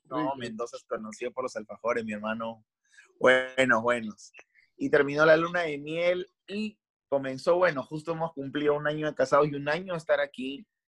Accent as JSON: {"language": "Spanish", "country": "Peru", "moved": "as an adult", "lives_now": "Santiago, Chile", "said": "como peruanos"}